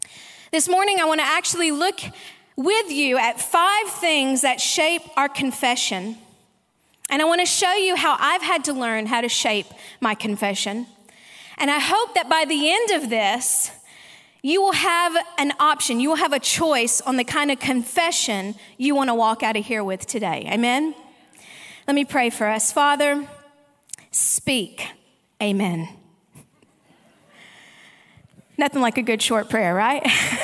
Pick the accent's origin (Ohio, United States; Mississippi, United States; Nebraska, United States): Mississippi, United States; also born or lived in Arkansas / Sydney, Australia; And look, my accent probably is a little messed up, some people tell me. I was actually born in Arkansas, raised in Mississippi, and have lived in Sydney, Australia for the last 18 years, and now live in Texas.